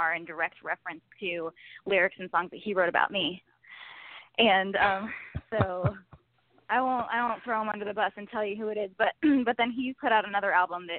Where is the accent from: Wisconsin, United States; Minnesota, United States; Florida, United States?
Florida, United States; North; accent: twang; now in Los Angeles, United States; growing up in North Florida on the farm. Like, I guess I have a little bit of a twang sometimes